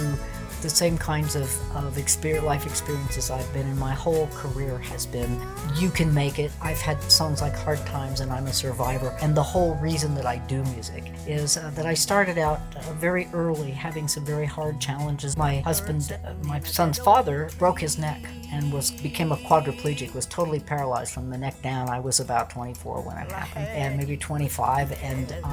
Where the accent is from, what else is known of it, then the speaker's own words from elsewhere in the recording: northeastern Pennsylvania, United States; moved away as an adult; also born or lived in West Coast; I was actually born in northeastern Pennsylvania. When I was 21 years old, I ran off from my country music family